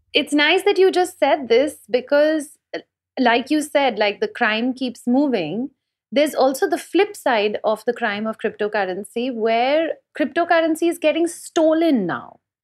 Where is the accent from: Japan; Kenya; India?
India